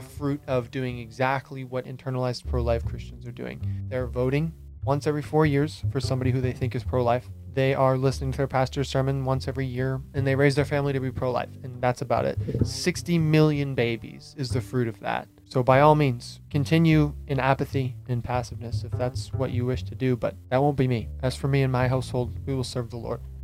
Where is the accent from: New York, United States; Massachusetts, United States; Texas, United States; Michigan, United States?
Massachusetts, United States; Hyannis; moved away as an adult; now in Rhode Island, United States; I grew up on Cape my whole life. I lived in um, Hyannis until I was 18, and then I moved um, to Rhode Island about a year and a half ago